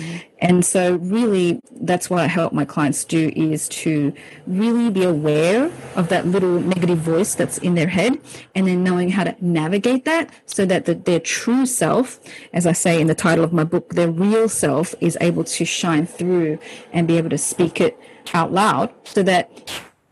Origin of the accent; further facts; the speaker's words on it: Sydney, New South Wales, Australia; also born or lived in Hong Kong; I was born in Hong Kong, and when I was 7 years old, I moved to Sydney, Australia with my family